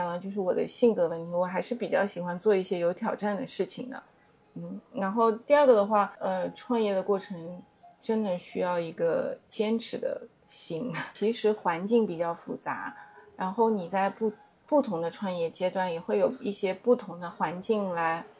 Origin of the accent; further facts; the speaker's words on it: Hangzhou, Zhejiang, China; moved away; 我我我也是就是土生土长杭州人嘛，